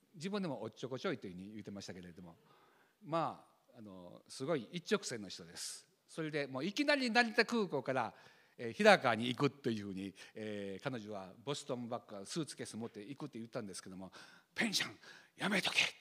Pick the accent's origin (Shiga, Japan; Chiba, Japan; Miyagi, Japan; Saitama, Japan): Shiga, Japan; Kansai; accent: Kansai-ben; also born or lived in Tokyo